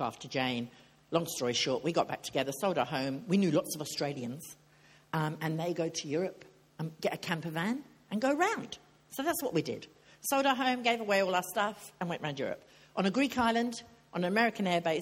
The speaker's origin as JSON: {"language": "English", "region": "England", "country": "United Kingdom", "said": "I'm English."}